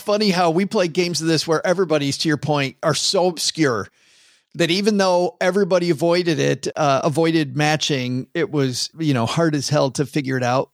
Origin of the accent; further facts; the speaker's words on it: Midwest, United States; moved away; I'm from the Midwest